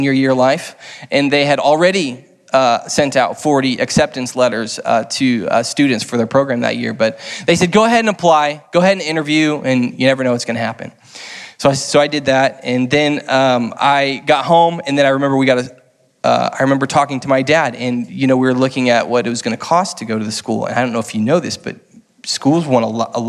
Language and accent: English; Lee's Summit, Missouri, United States; moved away as an adult; now in St. Louis, United States; I grew up in Lee Summit. For those of you who know who Lee Summit, outside of KC